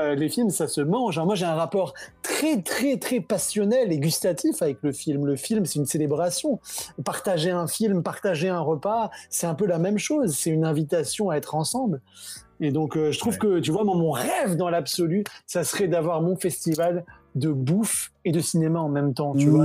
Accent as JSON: {"language": "French", "country": "Senegal", "tie": "born or raised there", "also_born_or_lived": "France", "moved": "as an adult", "said": "je suis né au Sénégal, où j'ai grandi, j'ai fait mes études en France"}